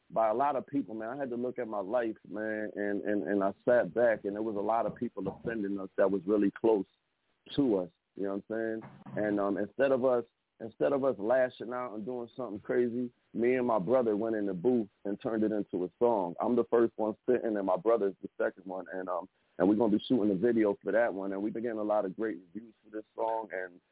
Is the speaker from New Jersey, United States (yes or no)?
yes; Somerville, New Jersey, United States; Somerville, New Jersey. I was born in Somerville, New Jersey, but you